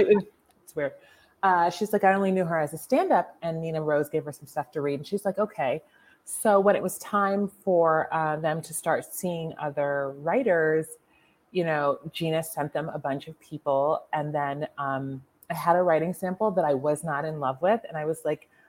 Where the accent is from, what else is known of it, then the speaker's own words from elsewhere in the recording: Mount Lebanon, Pennsylvania, United States; moved away; Mount Lebanon.